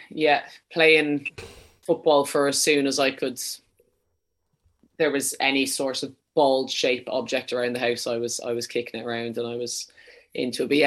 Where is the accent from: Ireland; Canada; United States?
Ireland; Leinster; accent: Dublin; No, I'm from Wicklow. Um, my mom will be very disappointed with that now. She always says I kind of have a bit too much of a Dublin accent.